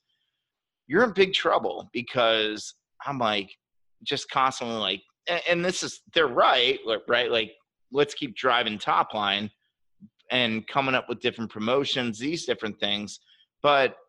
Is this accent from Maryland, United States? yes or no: yes; Maryland, United States; as I grew up, technically, I'm from Maryland, which is right outside of DC. We're below the Mason-Dixon line, so we're Southern.